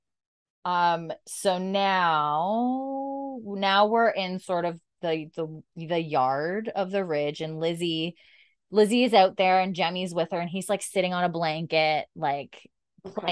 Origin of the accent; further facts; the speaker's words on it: Canada; we're Canadian